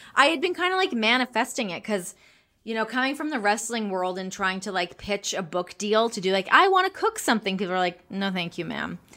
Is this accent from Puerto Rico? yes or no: no; Canada; moved away as an adult; also born or lived in Los Angeles; now in United States; I'm Canadian